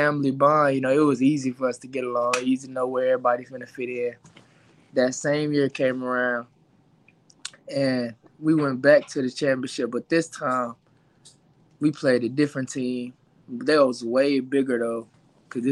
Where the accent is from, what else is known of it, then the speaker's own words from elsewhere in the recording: Dallas, Texas, United States; also born or lived in Duncanville, Texas; I grew up in the Oak Cliff area